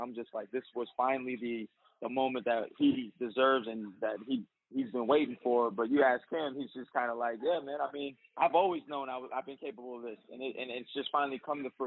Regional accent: Bay Area, California, United States; I was born in the Bay Area, you know, so I got a little Bay Area swag to me

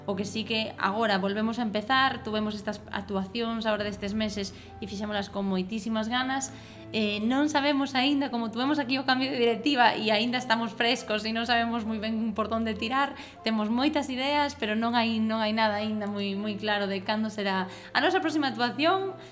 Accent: Santiago de Compostela, Galicia, Spain; eu son de Santiago

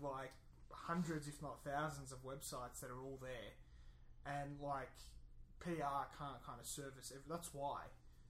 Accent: Australia; I'm Australian Italian.

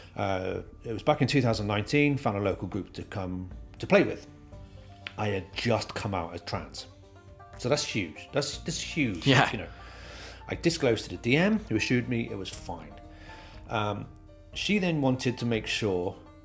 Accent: near Brighton, South East England, United Kingdom; now in Wales, United Kingdom; I live in Wales, but I was born in England, South England, right next to Brighton.

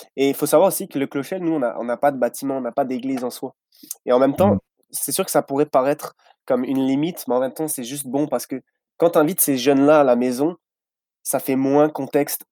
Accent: France; moved away as an adult; now in Vaudreuil-Dorion, Canada; je viens de France.

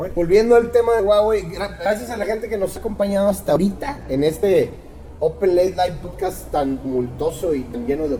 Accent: Mexico

